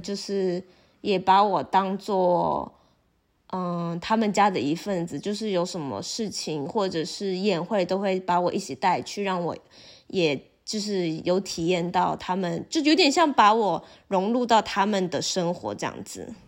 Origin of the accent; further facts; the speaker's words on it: Taiwan; first language Chinese; 我是国际交换生，我来自台湾